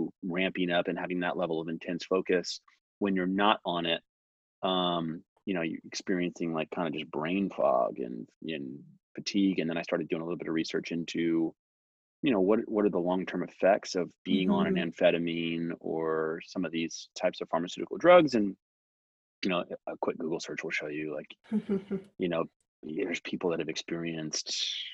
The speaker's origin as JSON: {"language": "English", "town": "San Diego", "region": "California", "country": "United States", "tie": "born or raised there", "moved": "yes", "lives_now": "Texas, United States", "said": "I grew up in San Diego, California, Southern California"}